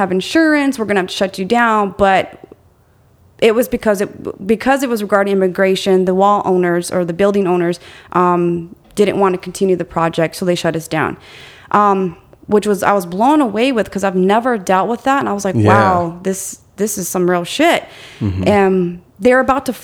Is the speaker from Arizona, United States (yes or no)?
yes; Arizona, United States; I'm born and raised in Arizona